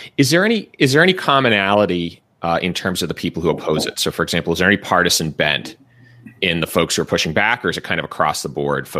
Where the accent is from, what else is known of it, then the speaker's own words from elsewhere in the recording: Massachusetts, United States; in my home state of Massachusetts